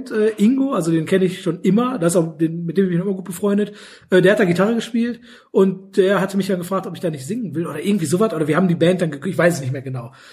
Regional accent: Sterkrade, North Rhine-Westphalia, Germany; wir kommen ja aus Stärkrade, Oberstärkrade, Stärkrade, da gab's immer so ein, so ein Festival im Volkspark

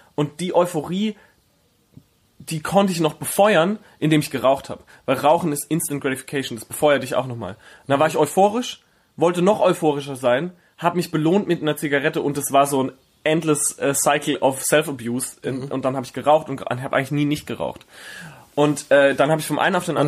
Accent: Herxheim, Rhineland-Palatinate, Germany; now in Berlin, Germany; in Herxheim, wo ich herkomme, da gibt's das Kleinwaldsprudel

